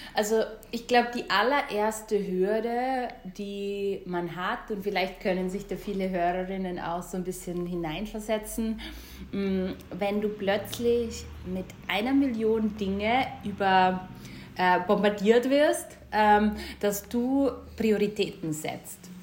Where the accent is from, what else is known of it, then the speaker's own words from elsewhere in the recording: Styria, Austria; ich komme ja ähm, aus der Steiermark. Beide, beide Elternteile haben einen Bauernhof zu Hause.